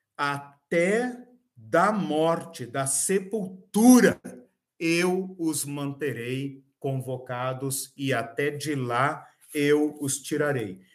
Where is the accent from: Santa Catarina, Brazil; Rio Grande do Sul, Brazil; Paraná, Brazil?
Paraná, Brazil; Curitiba; como nós, né, brasileiros, curitibanos